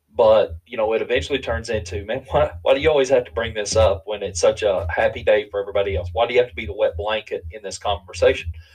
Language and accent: English; Eastern Kentucky, United States; being from a different culture, I'm from Eastern Kentucky